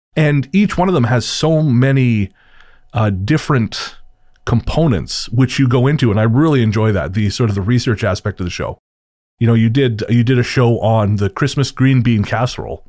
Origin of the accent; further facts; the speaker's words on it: Revelstoke, British Columbia, Canada; moved away; back in Revelstoke, in my hometown